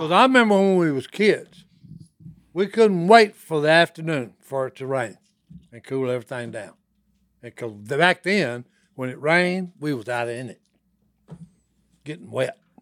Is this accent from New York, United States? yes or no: no; Dixie, Louisiana, United States; we had a pond where we grew up in Dixie, Louisiana. It was in Blanchard